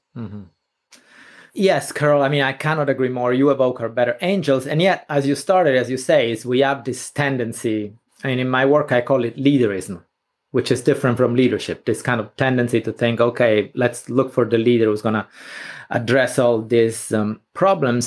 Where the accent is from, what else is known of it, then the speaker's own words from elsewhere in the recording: Sicily, Italy; moved away; I was a teenager and I grew up in Sicily